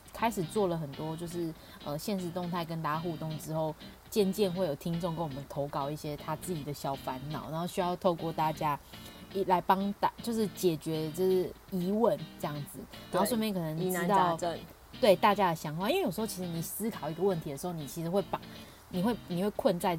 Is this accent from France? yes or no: yes; Paris, Île-de-France, France; 而且这里这次就是还是在巴黎哦，我的家乡，